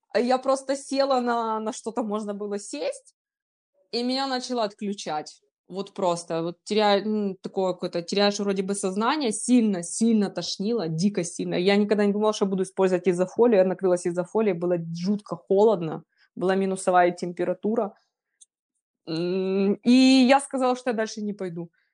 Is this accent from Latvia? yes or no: no; Kropyvnytskyi, Kirovohrad Oblast, Ukraine; Я ж сама из Крапивницкого, с Кировограда раньше переименовали его уже